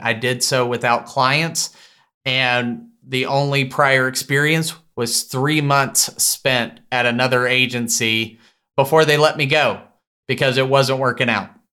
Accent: Tyler, Texas, United States; my hometown of Tyler, Texas

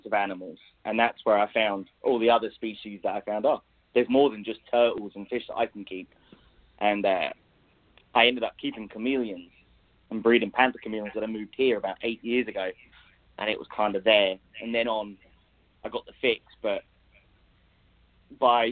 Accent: England, United Kingdom; accent: English; now in United States; I grew up in England, obviously. So I spent a lot of time in London at London Zoo

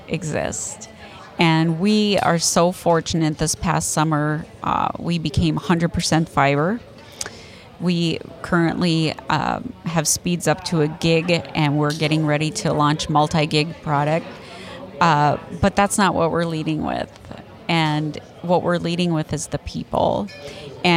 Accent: North Dakota, United States; now in Abbeville, United States; I'm a northerner. I'm from North Dakota

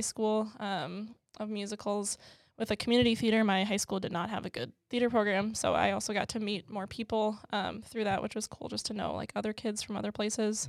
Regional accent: Maple Plain, Minnesota, United States; also born or lived in Georgia; I moved at about a year old to Minneapolis, or the Minneapolis suburbs. Um, so I grew up there my whole life

